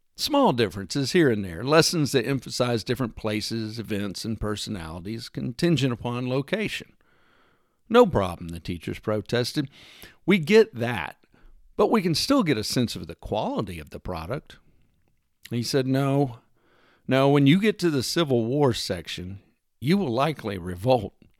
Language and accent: English; Texas, United States; moved away; I wasn't born there, and I no longer live there, but I grew up in the great state of Texas